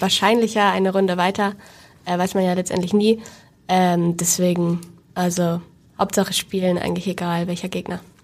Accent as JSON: {"language": "German", "region": "Hamburg", "country": "Germany", "tie": "born or raised there", "said": "ich komme auch aus Hamburg gebürtig"}